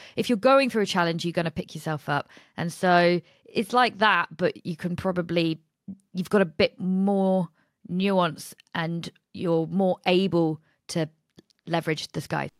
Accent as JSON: {"language": "English", "town": "Nottingham", "region": "East Midlands", "country": "United Kingdom", "said": "I'm from Nottingham"}